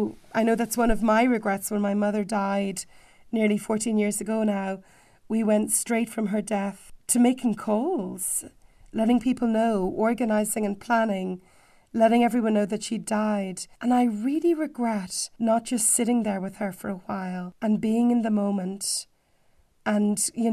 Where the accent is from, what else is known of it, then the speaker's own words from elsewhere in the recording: Dublin, Leinster, Ireland; I come from Dublin